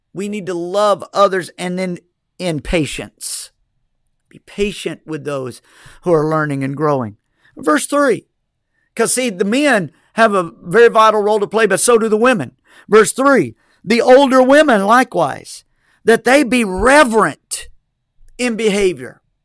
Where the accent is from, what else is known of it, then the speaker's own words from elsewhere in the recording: United States; as American citizens